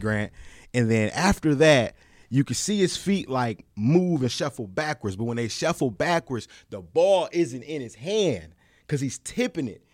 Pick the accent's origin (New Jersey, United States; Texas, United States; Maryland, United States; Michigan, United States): Michigan, United States; my home state